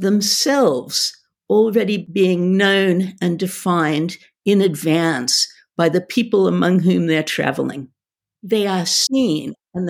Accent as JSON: {"language": "English", "region": "California", "country": "United States", "tie": "born or raised there", "also_born_or_lived": "Australia", "lives_now": "United Kingdom", "said": "I'm Australian, grew up in California, and now I've spent more than my life in the UK"}